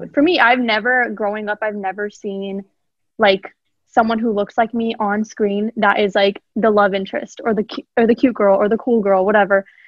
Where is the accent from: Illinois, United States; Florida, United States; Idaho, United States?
Idaho, United States; I grew up in Idaho um, all my life for 16 out of my 17 years of life